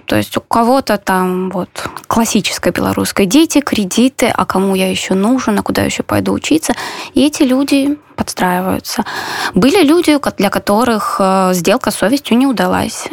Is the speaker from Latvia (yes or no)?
no; Belarus; moved away as an adult; now in Warsaw, Poland; как любой белорус